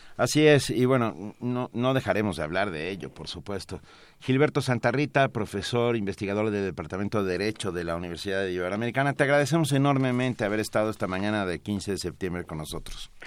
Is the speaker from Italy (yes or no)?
no; Mexico; yo soy mexicano